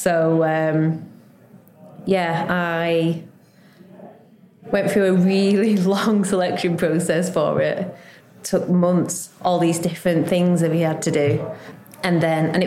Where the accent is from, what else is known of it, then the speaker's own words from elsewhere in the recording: Lancashire, North West England, United Kingdom; moved away as an adult; also born or lived in London; now in Staines, United Kingdom; I'm originally from Lancashire. I came down to London to do a degree in biochemistry.